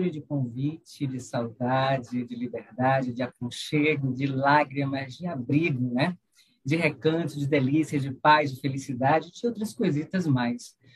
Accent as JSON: {"language": "Portuguese", "region": "Bahia", "country": "Brazil", "said": "eu que venho da Bahia, mas estou trabalhando no Piauí, né, o baiano que existe em mim saúda esse novo baiano que existe em você."}